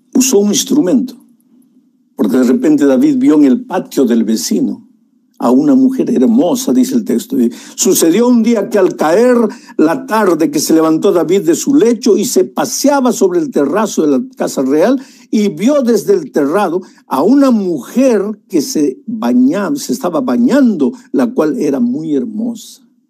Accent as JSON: {"language": "Spanish", "country": "Peru", "moved": "yes", "said": "En las alturas de Puno, allá en mi país"}